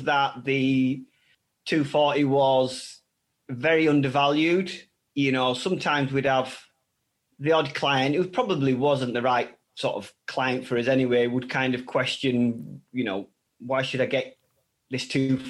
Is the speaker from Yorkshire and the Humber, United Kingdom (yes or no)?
yes; Bradford, Yorkshire and the Humber, United Kingdom; moved away as an adult; also born or lived in France; We set up here in Bradford, in my hometown